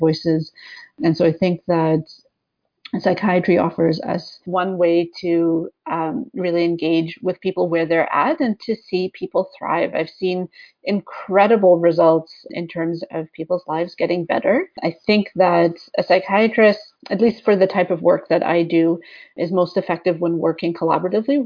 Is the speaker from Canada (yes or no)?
yes; West Coast, Canada; moved away as an adult; also born or lived in Sackville, New Brunswick; now in Toronto, Canada; I'm from the West Coast, and for my undergraduate degree, I ended up in a small town called Sackville, New Brunswick